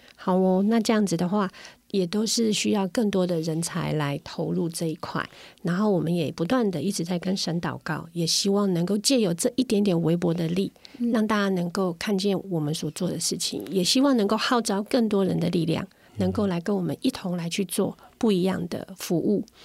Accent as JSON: {"language": "Chinese", "area": "Ren'ai Township", "region": "Nantou County", "country": "Taiwan", "said": "我是南投人，我是仁爱乡的人"}